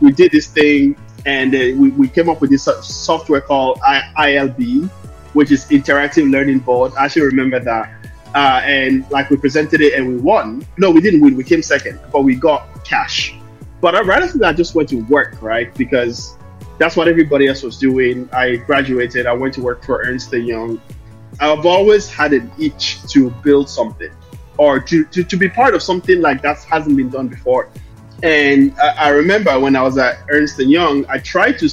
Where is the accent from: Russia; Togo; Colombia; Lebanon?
Togo; Lomé, Maritime; also born or lived in Dublin, Ireland; now in London, United Kingdom; I'm from Lomé, Togo. I was born and raised in Lomé, and I moved to Dublin, Ireland in 2005. So I born in Togo, raised in Ireland